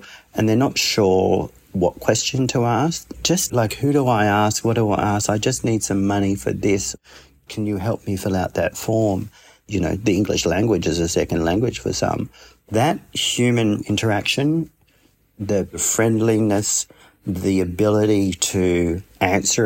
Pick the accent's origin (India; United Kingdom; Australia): Australia; the Kimberley, Western Australia; my aunt, my mum, and we're from the Kimberley. We're remote.